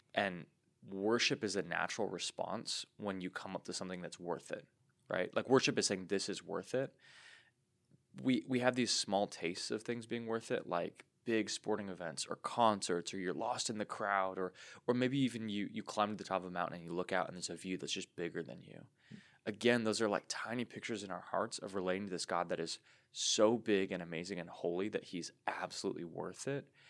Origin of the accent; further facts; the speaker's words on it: United States; us as American Christians